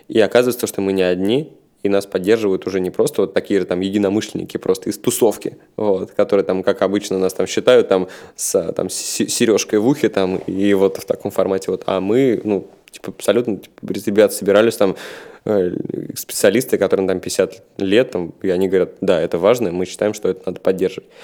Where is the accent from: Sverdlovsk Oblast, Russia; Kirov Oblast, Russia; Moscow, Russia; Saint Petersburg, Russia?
Saint Petersburg, Russia; Я рос в Санкт-Петербурге, я сам родом из Питера